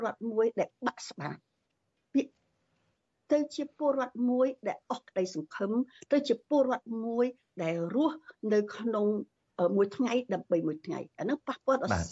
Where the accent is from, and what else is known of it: Cambodia; moved away